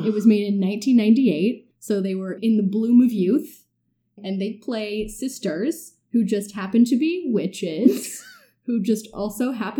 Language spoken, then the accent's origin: English; San Francisco, California, United States; born and raised in San Francisco